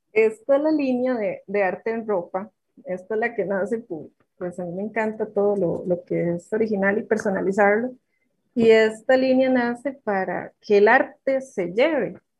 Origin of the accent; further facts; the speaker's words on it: Sarchí, Alajuela, Costa Rica; also born or lived in Grecia, Costa Rica / Nandayure, Costa Rica; soy de Sarchi, eh, nací, nací en Grecia, mis padres son griegos, pero mis raíces son sarchiseños